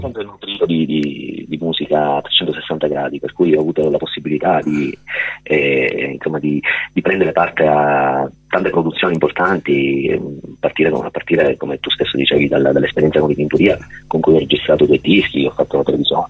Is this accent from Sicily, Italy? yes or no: yes; Agrigento, Sicily, Italy; sono di Agrigento, quindi vivo questi scenari giornalmente